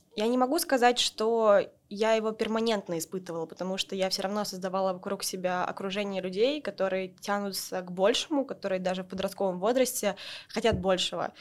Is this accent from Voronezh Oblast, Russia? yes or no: yes; Voronezh, Voronezh Oblast, Russia; moved away; я из Воронежа